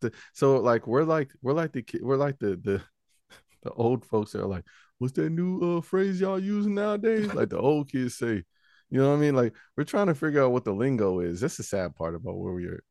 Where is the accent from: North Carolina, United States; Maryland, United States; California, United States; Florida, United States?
North Carolina, United States; Charlotte; I grew up in the Charlotte Mecklenburg school system